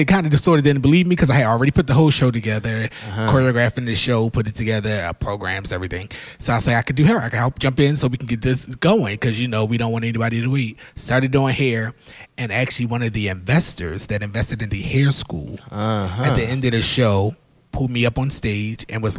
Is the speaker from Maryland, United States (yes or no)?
yes; Baltimore, Maryland, United States; Yes, I'm from Baltimore.